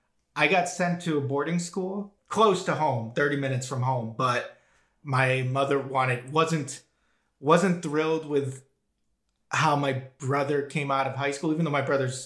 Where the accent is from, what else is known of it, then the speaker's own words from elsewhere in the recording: Boston, Massachusetts, United States; moved away as an adult; also born or lived in North Carolina; now in Israel; So I'm from the Boston area, suburb of Boston. My parents were Russian Jewish immigrants to the States. My brother was born in Moscow and came to the States. I was the first one born in the States, and then two younger siblings.